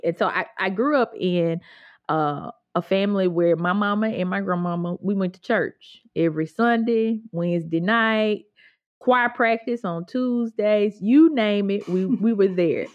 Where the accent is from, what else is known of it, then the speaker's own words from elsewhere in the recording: Grenada, Mississippi, United States; I grew up in Grenada, which is technically not the Delta